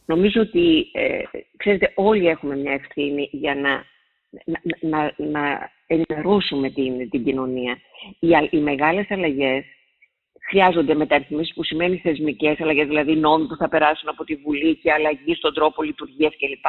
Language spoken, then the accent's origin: Greek; Siatista, Western Macedonia, Greece; moved away; στη Σιάτιστα, ε, στην πατρίδα μου επάνω